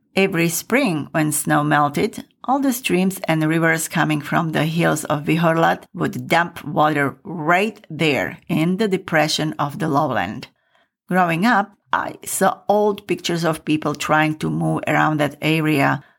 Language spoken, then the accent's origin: English; Michalovce, Košice Region, Slovakia; moved away; when I was growing up in Michalovce.